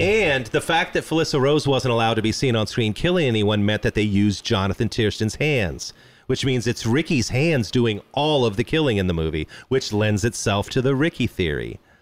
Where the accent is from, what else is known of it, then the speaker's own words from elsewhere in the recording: Midwest, United States; I grew up in the Midwest